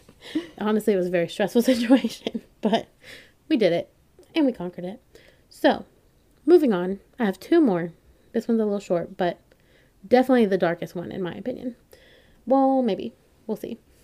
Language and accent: English; North Carolina, United States; I'm from North Carolina